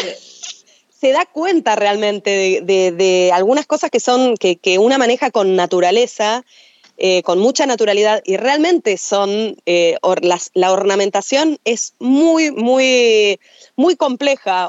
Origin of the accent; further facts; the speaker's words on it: Buenos Aires, Argentina; Yo soy de Buenos Aires, o sea, ah, soy folclorista de Buenos Aires